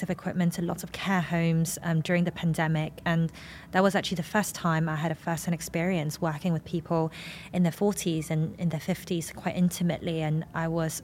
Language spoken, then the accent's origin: English; Hong Kong; I am an Asian woman from Hong Kong in my late 20s.